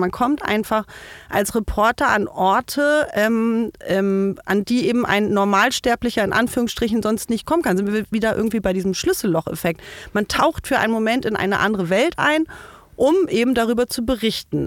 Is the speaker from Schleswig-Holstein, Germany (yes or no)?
yes; village in Herzogtum Lauenburg district, Schleswig-Holstein, Germany; moved away as an adult; now in Berlin, Germany; bin wirklich so richtig auf dem Bauernhof mit lauter Viehzeug aufgewachsen